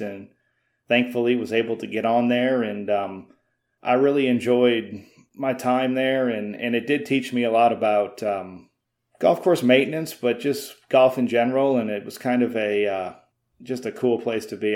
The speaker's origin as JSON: {"language": "English", "region": "Midwest", "country": "United States", "also_born_or_lived": "Iowa", "moved": "as an adult", "lives_now": "Myrtle Beach, United States", "said": "I'm from the Midwest"}